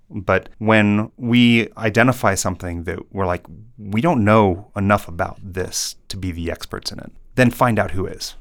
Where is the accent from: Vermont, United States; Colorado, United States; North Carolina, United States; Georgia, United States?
Colorado, United States; I living here in Colorado. My dad worked for the Forest Service.